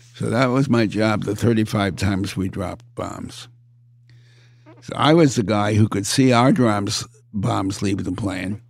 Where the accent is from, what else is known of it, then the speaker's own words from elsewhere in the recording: United States; I'm an American